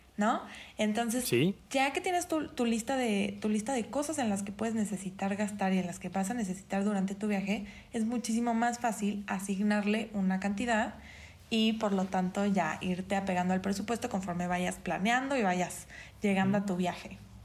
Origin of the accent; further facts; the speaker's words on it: Mexico; otra gran área de oportunidad como mexicanos